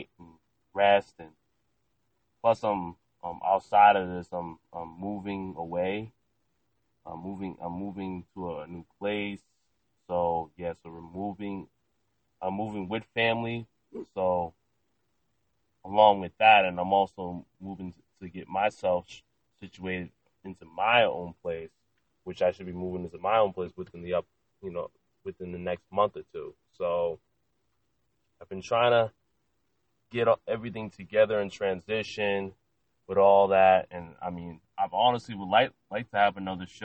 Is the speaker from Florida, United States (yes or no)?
no; Lynn, Massachusetts, United States; also born or lived in Salem, Massachusetts; now in Mansfield, United States; I'm originally from Lynn, Massachusetts